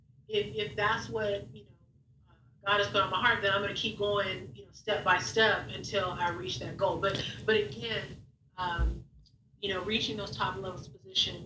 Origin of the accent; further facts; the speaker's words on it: Long Beach, California, United States; I'm from Long Beach, you know, graduated from Long Beach Poly